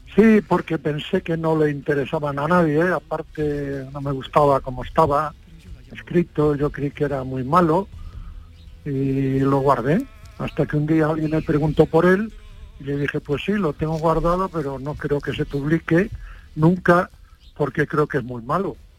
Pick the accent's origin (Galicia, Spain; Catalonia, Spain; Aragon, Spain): Galicia, Spain; Padrón; moved away; a los tres días de nacer me llevaron a Padrón, o sea que soy básicamente de Padrón